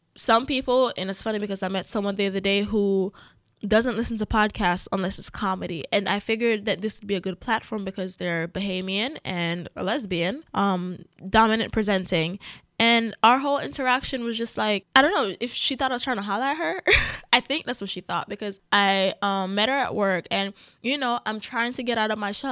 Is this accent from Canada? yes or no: no; Jamaica; I'm Jamaican. Yes, I was born there